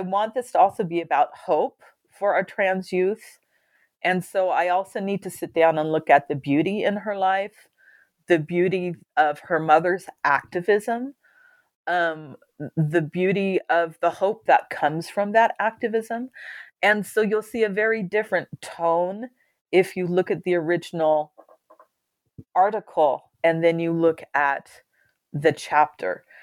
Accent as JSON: {"language": "English", "region": "California", "country": "United States", "moved": "yes", "said": "I was from California"}